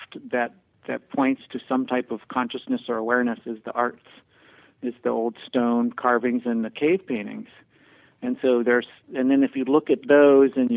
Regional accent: Pennsylvania, United States; As a kid in Pennsylvania

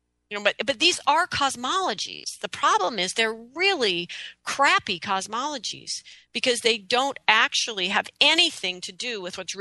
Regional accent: United States; I love being an American. I love freedom. I love rights. I mean, I am totally an American

